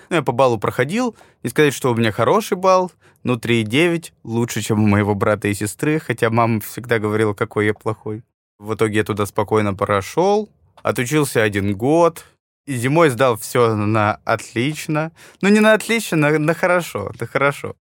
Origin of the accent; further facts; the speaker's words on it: Yekaterinburg, Sverdlovsk Oblast, Russia; now in Moscow, Russia; я родился в Екатеринбурге